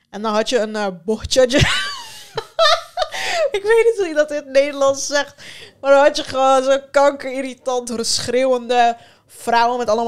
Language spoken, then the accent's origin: Dutch; Turkey; also born or lived in Sivas, Turkey; je kan niet anders dan als Turkse meid op een gegeven moment denken van oké, ik moet mezelf gewoon van iedereen beschermen